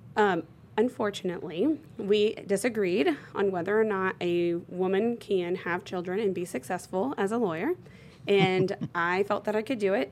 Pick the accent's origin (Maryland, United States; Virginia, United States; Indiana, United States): Indiana, United States; Bloomington; I'm from born and raised in Bloomington, Indiana